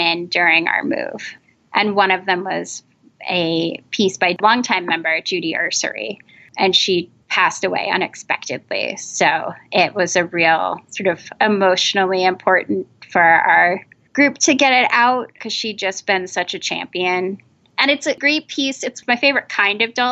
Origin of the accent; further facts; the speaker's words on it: New England, United States; I grew up in New England